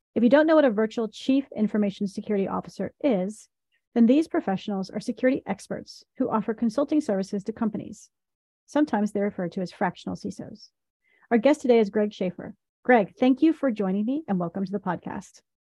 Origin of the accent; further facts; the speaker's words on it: Tennessee, United States; I was raised in Tennessee